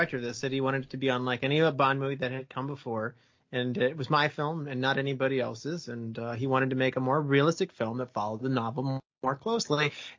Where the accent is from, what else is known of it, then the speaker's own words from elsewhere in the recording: United States; I'm an American